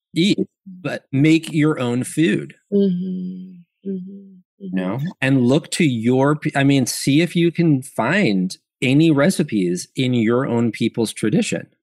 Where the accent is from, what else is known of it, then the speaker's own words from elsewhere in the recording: New York, United States; I'm from New York